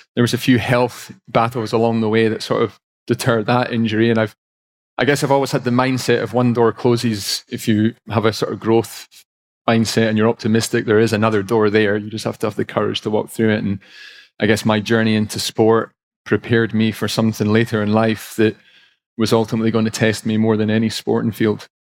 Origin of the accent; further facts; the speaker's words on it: Scotland, United Kingdom; I was a, a bit of a disruptive child growing up in Scotland